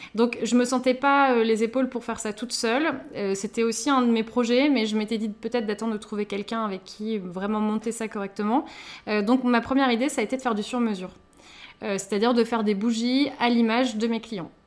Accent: Lille, Hauts-de-France, France; moved away as an adult; now in Paris, France; on est toutes les deux originaires du Nord, donc on est sœurs, hein, donc voilà, nous avons grandi ensemble.

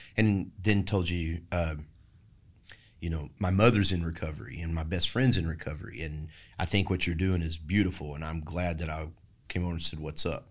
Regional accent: Maypearl, Texas, United States; now in Austin, United States; I was raised in Maypearl, Texas

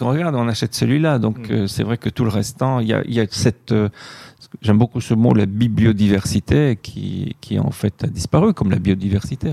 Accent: Belgium; moved away; also born or lived in Ouarzazate, Morocco; je suis belge

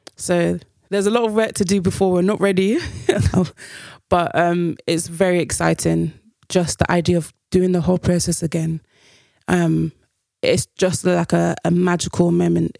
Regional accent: United Kingdom; us being Black British

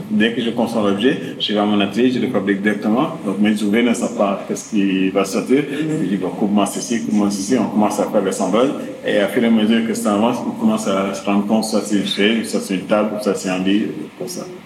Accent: Dakar, Senegal; J'ai grandi ici à la Médina, à Soumédium.

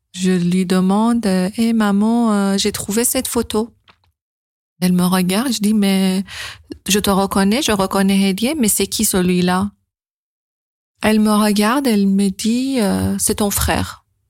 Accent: Iran; moved away; quand j'ai quitté l'Iran

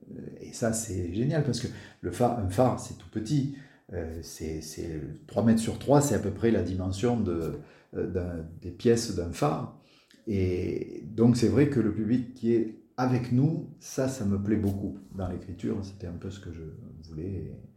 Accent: Marseille, Provence-Alpes-Côte d'Azur, France; moved away as an adult; je suis marseillais, j'y ai vécu pendant une euh, trentaine d'années, mes, mes 30 premières années

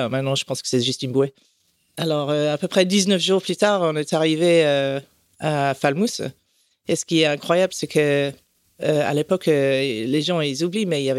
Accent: France; also born or lived in Canada / Puerto Rico; Non, j'ai grandi en France, au Canada, à Porto Rico.

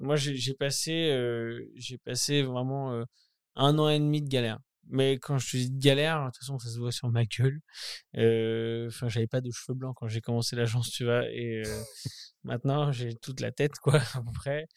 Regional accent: Caen, Normandy, France; moved away as an adult; je suis né à Caen, après je, suis parti très vite euh, à 18 ans

